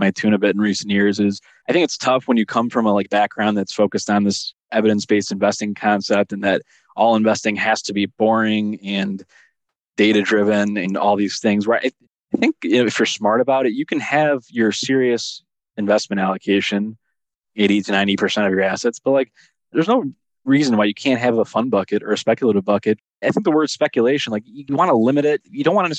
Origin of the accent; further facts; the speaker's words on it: Chicago, Illinois, United States; I grew up in Chicago in the early 90s as a child